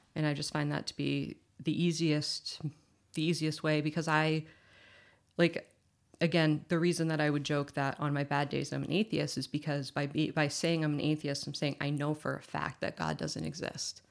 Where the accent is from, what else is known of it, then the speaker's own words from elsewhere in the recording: Massachusetts, United States; I was born in Massachusetts.